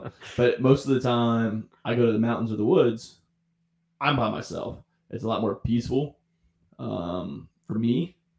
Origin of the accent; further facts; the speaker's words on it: St. Mary's, Georgia, United States; born there; also born or lived in Daytona; Yeah, I was born in Southeast Georgia. St. Mary's, right there at Kings Bay. Because my dad was a Marine. So, that's like the southeast corner of Georgia.